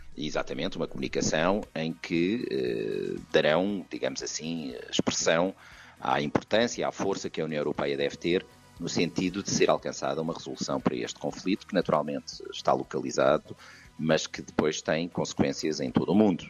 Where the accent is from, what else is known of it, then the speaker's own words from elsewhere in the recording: Portugal; now in Brussels, Belgium; somos portugueses